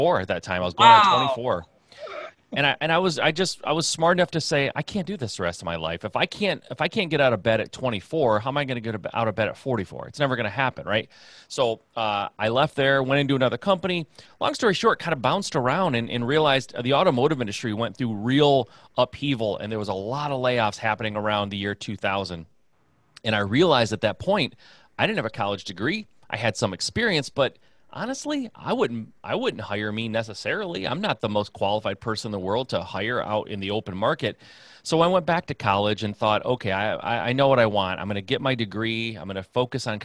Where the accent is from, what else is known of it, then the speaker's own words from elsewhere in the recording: Michigan, United States; Midwest guy, born and raised in Michigan